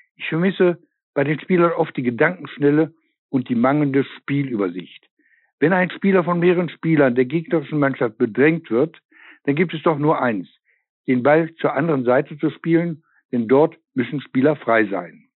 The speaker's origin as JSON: {"language": "German", "town": "Osnabrück", "region": "Lower Saxony", "country": "Germany", "said": "ich komme aus Osnabrück"}